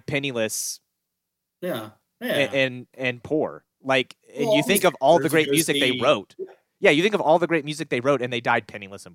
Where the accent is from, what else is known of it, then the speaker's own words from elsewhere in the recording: Frederick County, Virginia, United States; where I grew up in Frederick County